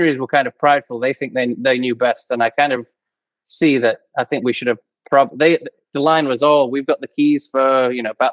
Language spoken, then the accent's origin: English; England, United Kingdom; moved away as an adult; now in Chilliwack, Canada; I'm from England, but I live in Canada now